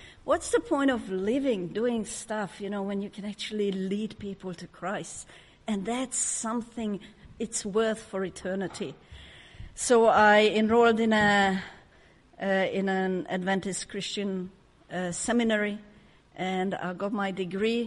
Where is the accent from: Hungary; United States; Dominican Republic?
Hungary; English is a second language; moved away as an adult; now in Australia; judged by my name and my accent, you can tell that I wasn't born in Australia. I was born in Hungary under communism. Grew up in a very dysfunctional family.